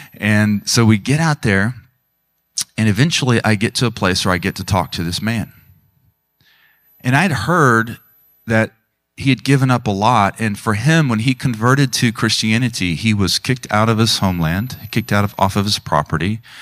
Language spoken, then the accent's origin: English; Tulsa, Oklahoma, United States; I grew up in the Tulsa area